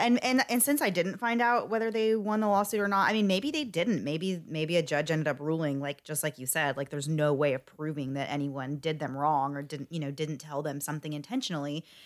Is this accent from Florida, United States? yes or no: yes; Florida, United States; I'm from Florida, and we love our Publix subs here